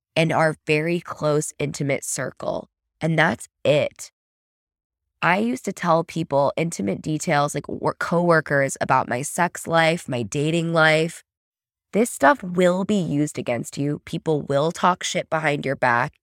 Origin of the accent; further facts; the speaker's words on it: United States; an American, plopped into Germany